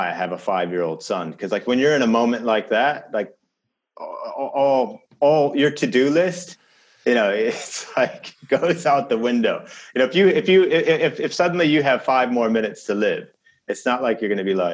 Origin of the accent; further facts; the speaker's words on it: Chicago, Illinois, United States; "Well, you know, I grew up in Chicago," and they look at me and they go, "No, you're not. You, that, your English sounds like slightly off."